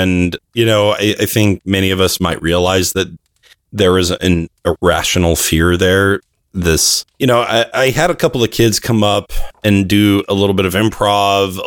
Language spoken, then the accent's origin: English; California, United States; also born or lived in Arizona; my dad changed his job and we moved to California from Arizona